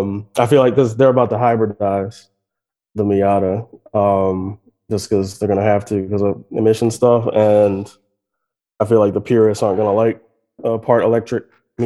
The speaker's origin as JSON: {"language": "English", "country": "United States", "said": "I assume probably because I'm an American"}